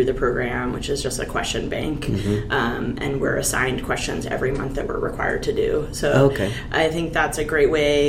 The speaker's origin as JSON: {"language": "English", "region": "Maine", "country": "United States", "tie": "born or raised there", "said": "I grew up in Maine"}